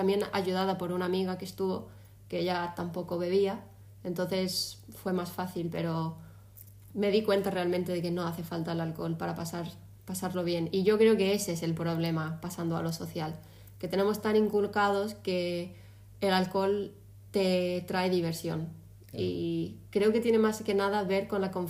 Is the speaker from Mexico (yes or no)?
no; Spain; now in Málaga, Spain; antes de eso lo único que había hecho era en la feria de mi pueblo, en el último verano antes de venirme a Málaga, salir en la feria y al chiringuito que hay en la playa con mis colegas.